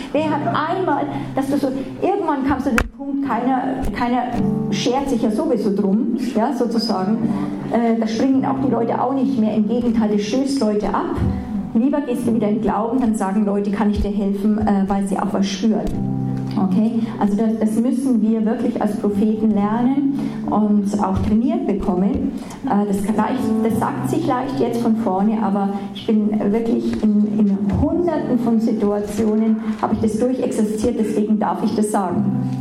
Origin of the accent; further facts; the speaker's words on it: Germany; wir manchmal als Deutsche